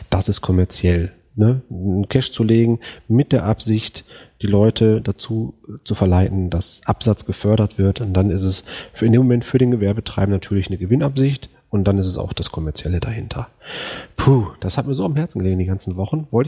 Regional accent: Förde, Germany; äh, ich komme aus Förde, das sind mal eben 250 Kilometer entfernt.

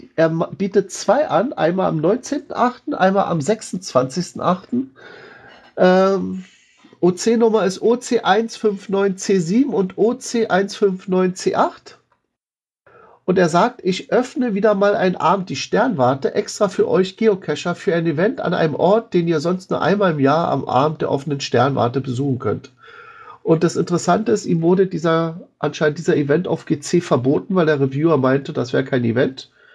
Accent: Berlin, Germany; mir als Berliner

